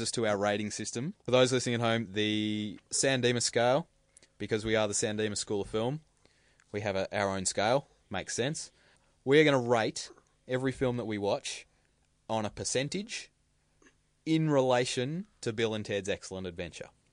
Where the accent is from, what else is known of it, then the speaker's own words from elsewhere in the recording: Australia; As an Australian